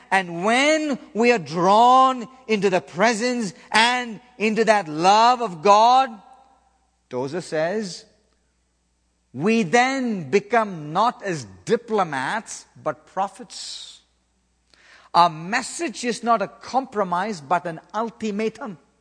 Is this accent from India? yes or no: yes; South India, India; moved away; in the southern part of India where I was born and raised